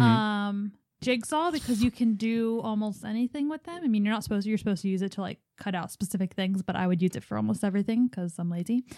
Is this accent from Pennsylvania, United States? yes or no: yes; Philadelphia, Pennsylvania, United States; born or raised there